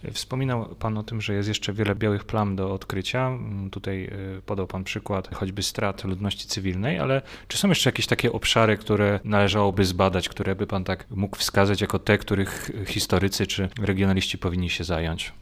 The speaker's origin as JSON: {"language": "Polish", "town": "Olkusz", "region": "Lesser Poland", "country": "Poland", "said": "pochodzę z Olkusza"}